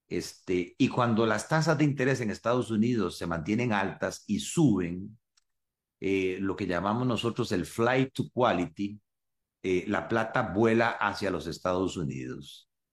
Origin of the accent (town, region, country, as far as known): Costa Rica